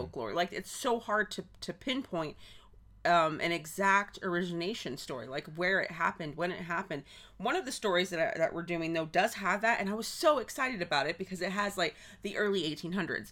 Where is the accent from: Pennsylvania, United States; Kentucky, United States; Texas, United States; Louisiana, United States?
Texas, United States; we're from Texas